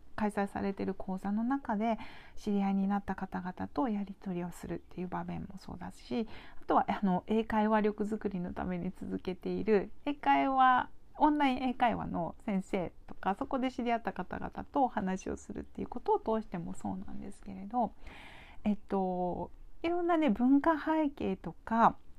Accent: Japan; 私は日本で育ってで日本で今

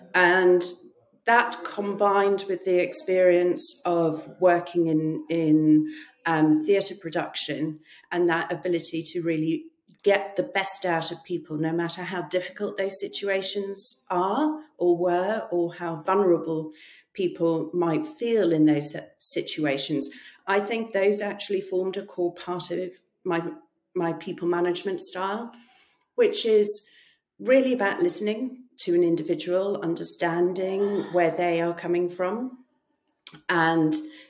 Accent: South Africa; First of all, I grew up in South Africa. And my parents were missionaries who worked for peace and reconciliation.

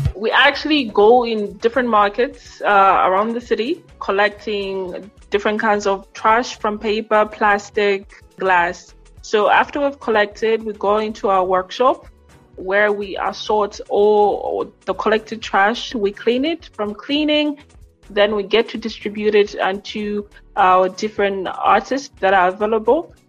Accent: Lilongwe, Central Region, Malawi; I am from Lilongwe, Malawi

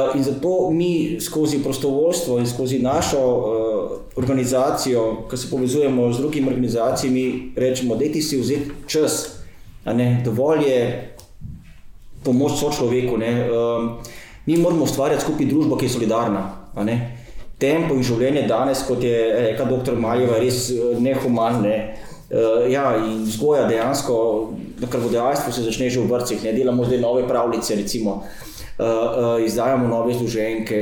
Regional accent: Slovenia

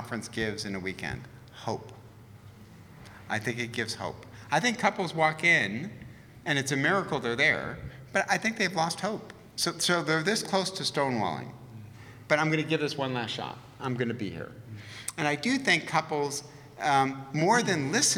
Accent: Detroit, Michigan, United States; now in Southern California, United States; I'm from Detroit.

